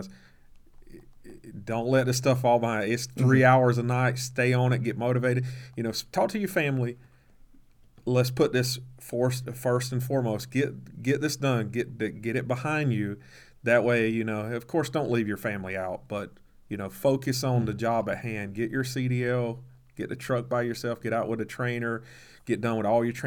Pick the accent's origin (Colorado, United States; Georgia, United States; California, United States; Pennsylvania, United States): Georgia, United States; South; I'm from South Georgia